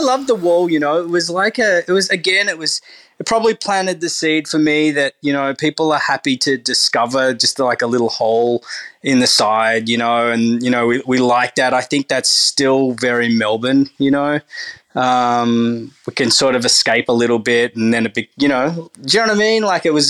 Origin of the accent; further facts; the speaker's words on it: Turkey; that Turkish bread that you call Turkish bread, that's, I'm from Turkey, we don't actually even have that.